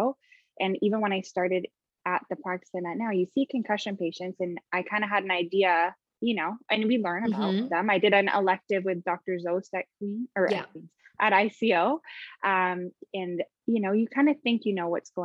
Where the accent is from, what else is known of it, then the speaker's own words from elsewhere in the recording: just outside of Toronto, Ontario, Canada; I'm from just outside of Toronto. I grew up in Canada